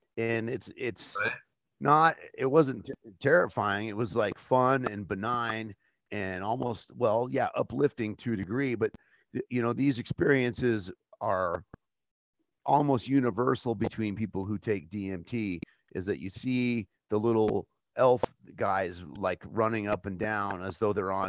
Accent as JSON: {"language": "English", "town": "Albuquerque", "region": "New Mexico", "country": "United States", "tie": "born or raised there", "said": "I grew up in Albuquerque, New Mexico"}